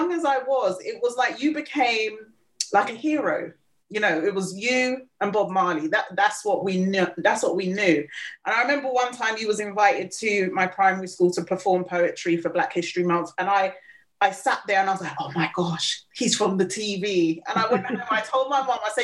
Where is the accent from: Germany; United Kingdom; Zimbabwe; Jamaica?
United Kingdom; London; I grew up in West London to Caribbean parents